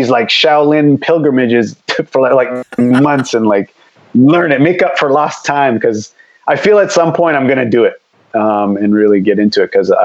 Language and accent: English; near the Michigan border, Ontario, Canada; I grew up in Canada, but we were close. I was on the Michigan border.